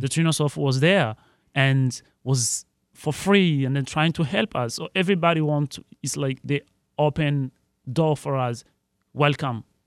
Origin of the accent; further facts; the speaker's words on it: Burundi; now in Detroit, United States; I'm from East African Burundi